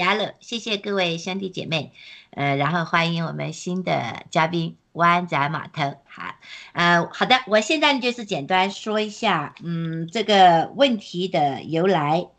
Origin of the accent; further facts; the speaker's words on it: Guangdong, China; 其实我我老家也是在广东，那就是我的那个呃。呃，当然了，我父母他们是非常的洗脑的啦，就是不相信这些。但是呢，在那个呃潮汕那地方呢，就是在这些宗教啊，还有这个敬万神万福啊这些方面是非常非常浓厚的。